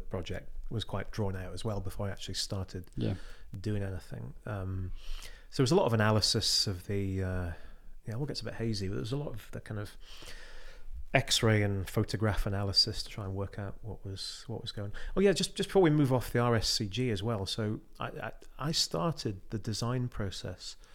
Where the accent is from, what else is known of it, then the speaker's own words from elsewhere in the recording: West Cumbria, North West England, United Kingdom; I'm from West Cumbria.